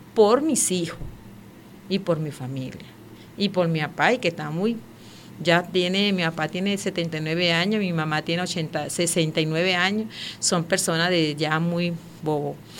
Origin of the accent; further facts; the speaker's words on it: Venezuela; moved away as an adult; now in Boa Vista, Brazil; Soy guarao, venezolana, tengo 42 años de edad